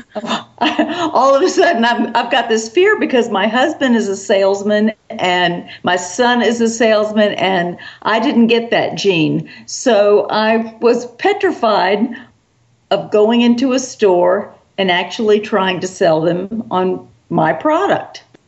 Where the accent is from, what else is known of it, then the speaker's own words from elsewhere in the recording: South Carolina, United States; also born or lived in New York City; I was born in New York City, but my mother was a Southern girl and did not think that was a proper place to raise her daughter. So, so we soon moved back down to the South, and I've been in the South ever since um, in South Carolina